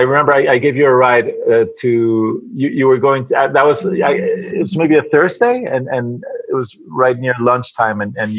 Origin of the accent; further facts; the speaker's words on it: Venezuela; also born or lived in United States; now in Mexico City, Mexico; I'm originally from Venezuela. I went to school in the States, and I've been living in Mexico for the last 15 years.